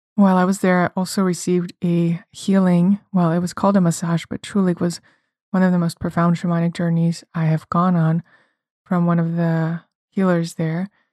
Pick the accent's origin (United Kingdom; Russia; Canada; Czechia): Russia; moved away; I come from Russia